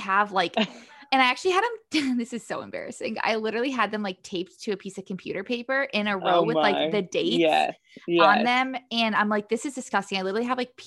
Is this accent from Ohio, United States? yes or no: yes; Toledo, Ohio, United States; moved away; I'm from Toledo originally